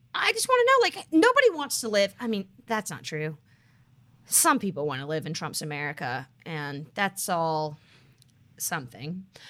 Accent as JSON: {"language": "English", "country": "United States", "said": "as an American"}